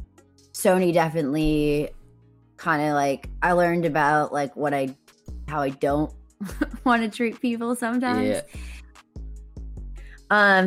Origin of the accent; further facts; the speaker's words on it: Boston, Massachusetts, United States; now in Los Angeles, United States; I'm from Boston originally, and I live in LA right now.